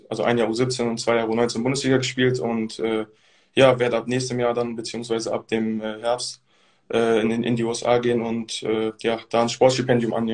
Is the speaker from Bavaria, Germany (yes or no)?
no; Bonn, North Rhine-Westphalia, Germany; Also ich komme ja auch aus Bonn, beziehungsweise mhm. wohne hier eigentlich aus Berlin.